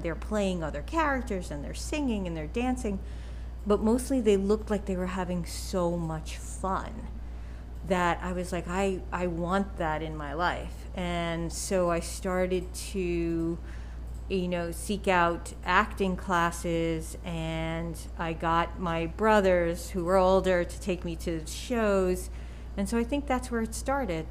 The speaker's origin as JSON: {"language": "English", "region": "New York", "country": "United States", "accent": "New York", "said": "I was from New York"}